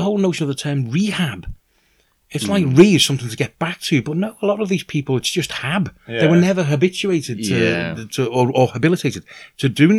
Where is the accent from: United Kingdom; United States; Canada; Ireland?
United Kingdom; Liverpool, North West England; moved away; also born or lived in Aberystwyth; I was born in Liverpool, in something of a kind of white ghetto, really, you know. I mean, we weren't dirt poor at all, but we were, you know, working class